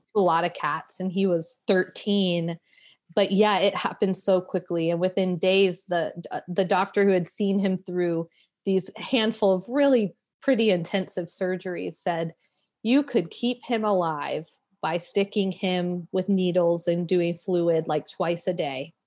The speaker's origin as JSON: {"language": "English", "town": "Florence", "region": "South Carolina", "country": "United States", "tie": "born or raised there", "said": "I grew up in Florence, South Carolina"}